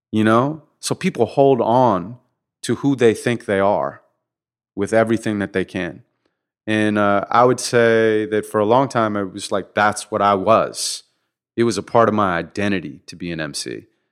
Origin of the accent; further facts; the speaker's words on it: Santa Monica, California, United States; born and raised in Santa Monica